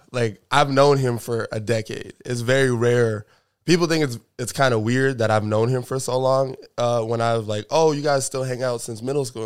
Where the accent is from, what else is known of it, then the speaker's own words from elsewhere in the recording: New York, United States; now in Seattle, United States; I'm originally from New York